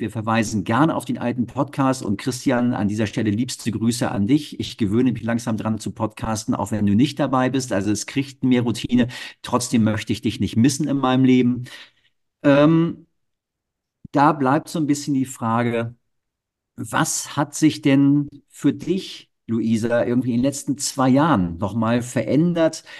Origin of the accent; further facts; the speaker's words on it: Hamburg, Germany; ich bin Norddeutscher